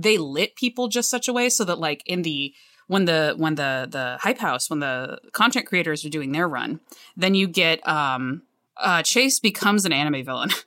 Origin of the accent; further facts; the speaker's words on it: the South, United States; moved away; also born or lived in Cleveland, Ohio; I grew up in the South